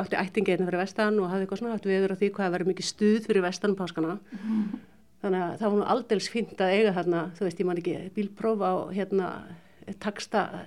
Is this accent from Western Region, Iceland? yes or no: yes; Ólafsvík, Western Region, Iceland; moved away as an adult; now in Ísafjörður, Iceland; þá var ég búsett í Ólafsvík, sem, sem er heimabærin minn